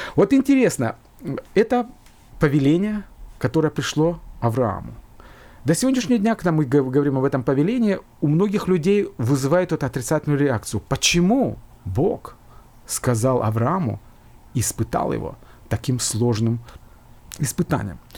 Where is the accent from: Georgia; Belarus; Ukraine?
Georgia; now in Finland; я родился в Грузии, и мы с братом там жили, потом мы переехали в другую страну, но я вспоминаю, как, наверное, любой человек, мои воспоминания детства — это школа